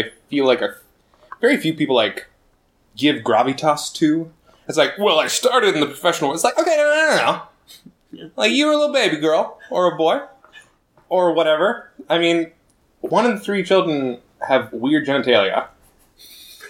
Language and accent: English; Spokane, Washington, United States; I grew up in Spokane.